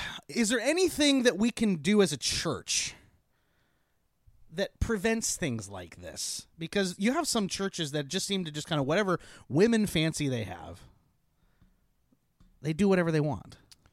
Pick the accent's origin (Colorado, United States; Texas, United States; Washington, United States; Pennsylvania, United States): Washington, United States; Tonasket; I'm from Tenasket, though.